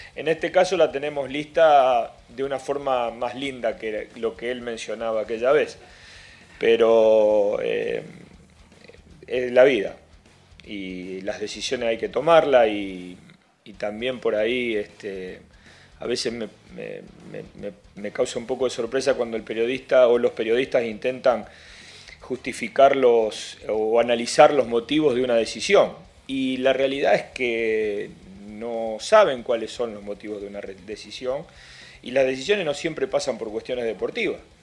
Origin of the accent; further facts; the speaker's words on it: Argentina; moved away; Yo soy argentino